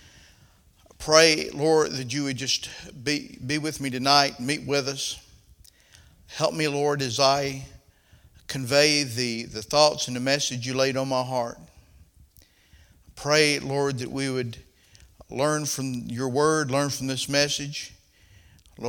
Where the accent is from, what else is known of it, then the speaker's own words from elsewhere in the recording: the South, United States; accent: southern; My southern accent